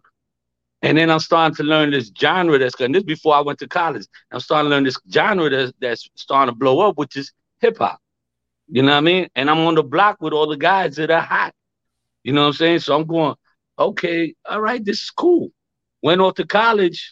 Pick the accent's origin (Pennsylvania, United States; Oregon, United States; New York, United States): New York, United States; New York City; I'm born and raised in the Bronx